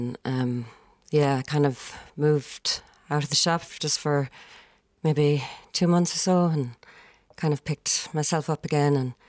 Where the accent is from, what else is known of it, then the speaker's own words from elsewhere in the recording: Ennis, Munster, Ireland; moved away as an adult; also born or lived in United Kingdom; I was actually living over in the UK for about 12 years and I just come back to Ennis. It's my hometown.